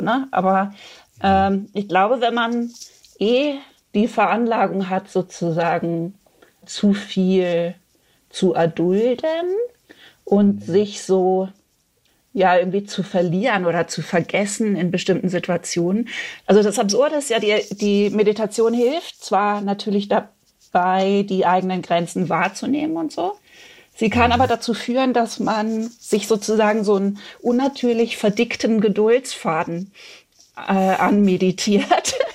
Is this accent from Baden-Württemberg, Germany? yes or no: yes; Freiburg, Baden-Württemberg, Germany; now in Berlin, Germany; in den Süden, der ja meine alte Heimat ist